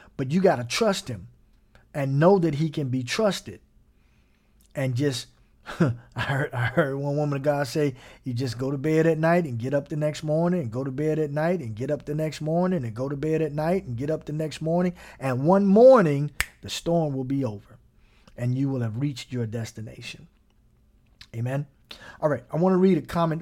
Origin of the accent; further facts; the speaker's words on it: Gary, Indiana, United States; I grew up in Gary, Indiana